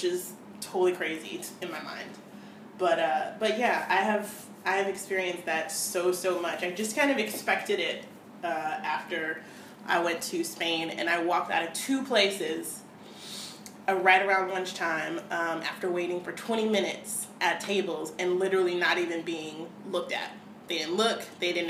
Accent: United States; as an American

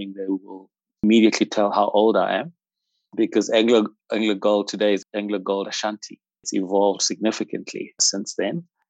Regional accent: Johannesburg, Gauteng, South Africa; also born or lived in Roodepoort; I'm a South African by birth, born in the dynamic township of Soweto. Grew up in Soweto, went to school there in primary and secondary school.

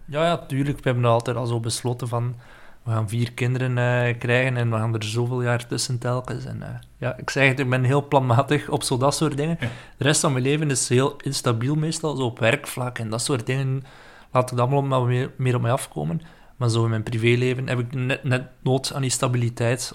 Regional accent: West Flanders, Belgium; moved away as an adult; now in Ghent, Belgium; ik kom uit West-Vlaanderen

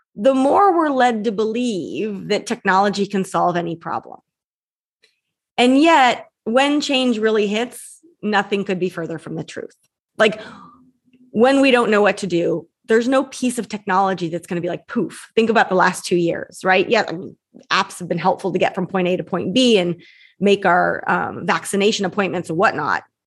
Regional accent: San Francisco, California, United States; I was born and raised in San Francisco

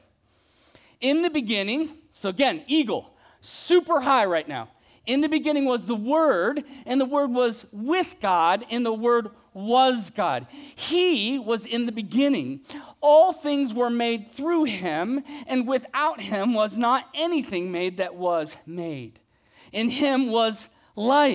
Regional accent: Ohio, United States; moved away; When I was a kid, I grew up in Ohio

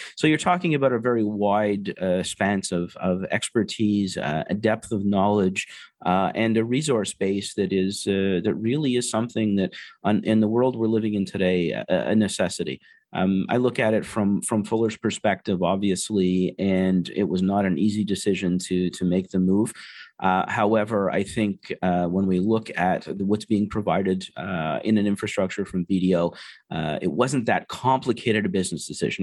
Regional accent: Canada; being Canadian

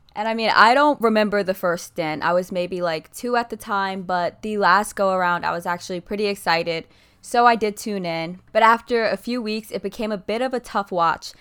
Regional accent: Ohio, United States; When I was a little girl growing up in Ohio

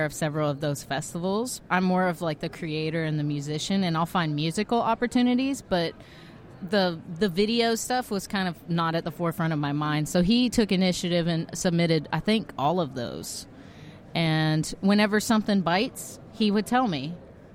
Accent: Texas, United States; also born or lived in Houston, Texas; now in Alabama, United States; I was born in Texas

